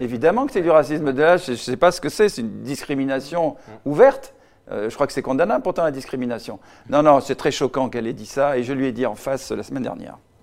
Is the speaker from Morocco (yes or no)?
yes; Casablanca, Casablanca-Settat, Morocco; now in Paris, France; je suis né au Maroc, Casablanca